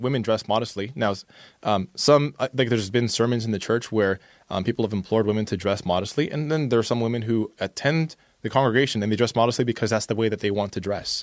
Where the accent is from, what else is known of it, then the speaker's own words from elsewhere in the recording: Canada; somebody who is born in Canada and is a person of color